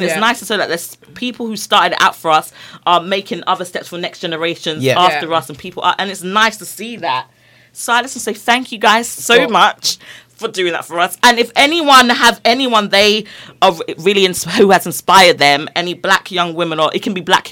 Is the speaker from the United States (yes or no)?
no; London, United Kingdom; I'm from Brixton